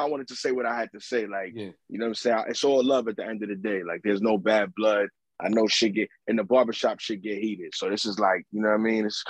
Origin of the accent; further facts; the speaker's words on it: New York City, New York, United States; I'm from the Lower East Side, Manhattan.